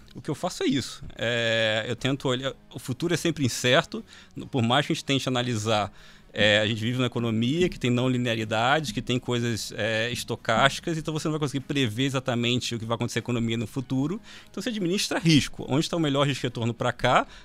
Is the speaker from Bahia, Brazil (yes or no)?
no; Rio de Janeiro, Brazil; eu sou carioca